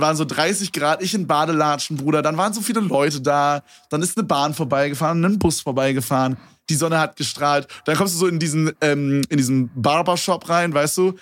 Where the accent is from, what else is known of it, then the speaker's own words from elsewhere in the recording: Berlin, Germany; bei uns in Berlin